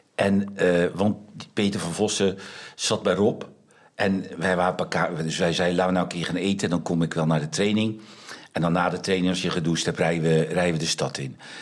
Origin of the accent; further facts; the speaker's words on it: Netherlands; wij zijn Nederlanders